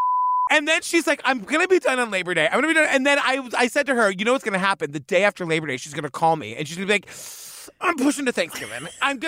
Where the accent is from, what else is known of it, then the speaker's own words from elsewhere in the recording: Cape Cod, Massachusetts, United States; Growing up on Cape Cod, you'd go fishing sometimes.